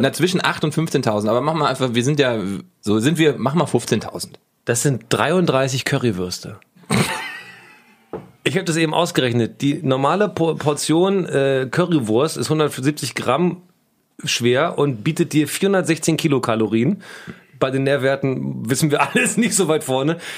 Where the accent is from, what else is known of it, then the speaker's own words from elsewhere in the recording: Giessen, Hesse, Germany; bei uns in Gießen